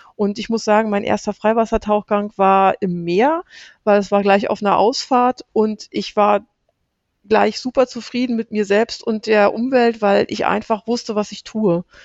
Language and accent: German; Brandenburg, Germany; ich komme aus Brandenburg